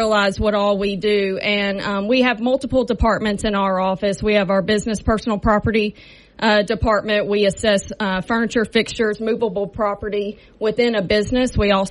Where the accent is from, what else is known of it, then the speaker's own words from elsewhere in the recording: Shreveport, Louisiana, United States; I am a longtime resident of this Caddo Parish. I grew up in Southern Hills area.